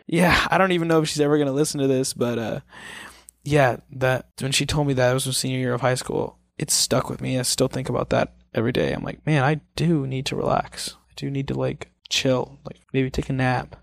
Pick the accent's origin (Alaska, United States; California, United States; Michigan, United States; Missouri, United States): Missouri, United States; moved away as an adult; also born or lived in Kansas City, Missouri; now in Los Angeles, United States; I'm from Missouri